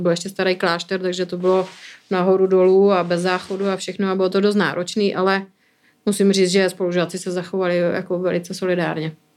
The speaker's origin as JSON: {"language": "Czech", "town": "Bruntál", "region": "Moravian-Silesian Region", "country": "Czechia", "moved": "as an adult", "lives_now": "Prague, Czech Republic", "said": "jsem z Bruntálu"}